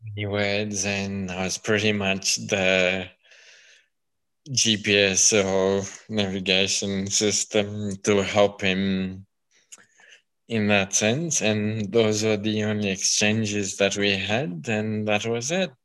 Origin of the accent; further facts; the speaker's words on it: Kenya; now in Melbourne, Australia; being born and brought up in Kenya